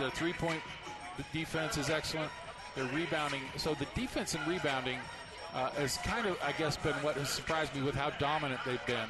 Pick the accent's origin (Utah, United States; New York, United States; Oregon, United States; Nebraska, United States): Utah, United States; Salt Lake City; I grew up in Salt Lake